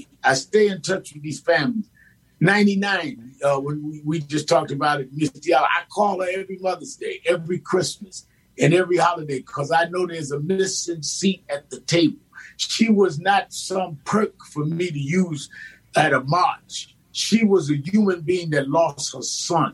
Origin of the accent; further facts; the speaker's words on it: New York City, New York, United States; I grew up in Brownsville, Brooklyn